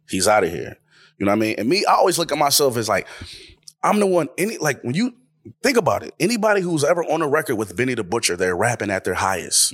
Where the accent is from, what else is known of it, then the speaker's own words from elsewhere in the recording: Buffalo, New York, United States; I'm the guy from Buffalo